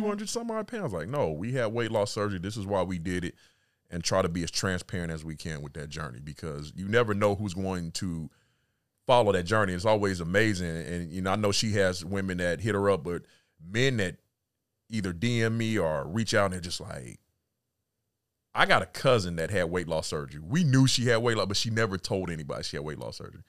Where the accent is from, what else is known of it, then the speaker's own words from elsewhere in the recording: California, United States; moved away as an adult; also born or lived in Atlanta / Mississippi / Little Rock / DMV; I was born and raised in California.